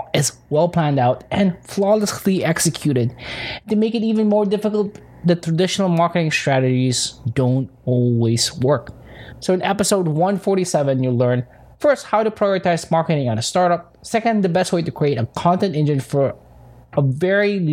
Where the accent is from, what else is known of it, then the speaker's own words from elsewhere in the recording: Philippines; I'm from Philippines